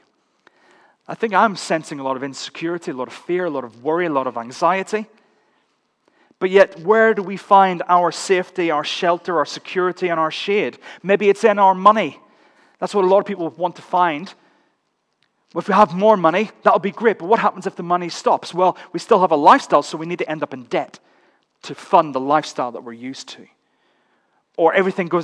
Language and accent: English; Northern Ireland, United Kingdom; As you can tell, I'm Northern Irish